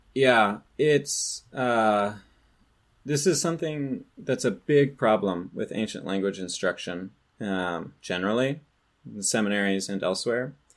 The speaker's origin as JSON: {"language": "English", "region": "California", "country": "United States", "tie": "born or raised there", "said": "I grew up in California"}